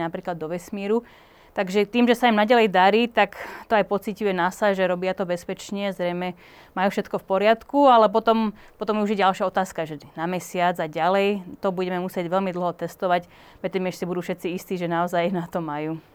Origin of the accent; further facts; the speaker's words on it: Slovakia; Tým, že som Slovenka